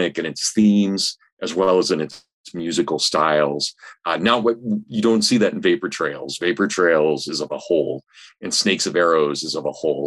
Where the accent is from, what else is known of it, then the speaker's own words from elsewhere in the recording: Hutchinson, Kansas, United States; I grew up in Kansas. I grew up in a medium-sized town, about 35,000 people, Hutchinson, Kansas.